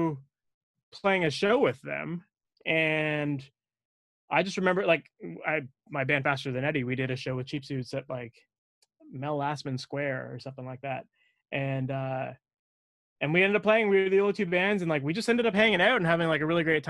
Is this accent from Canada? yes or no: yes; Oakville, Ontario, Canada; I grew up in Oakville